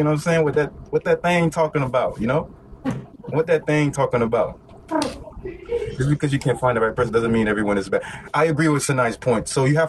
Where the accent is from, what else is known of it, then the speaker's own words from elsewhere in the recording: United States; I am American